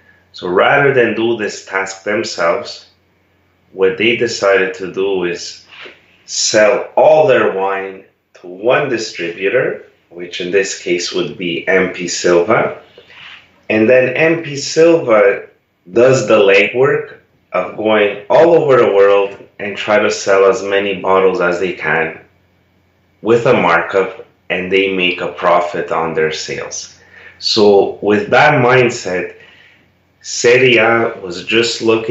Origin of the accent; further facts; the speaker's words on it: Canada; first language Italian; English is a second language; I was a native Italian speaker. I was born in Canada, but my parents immigrated there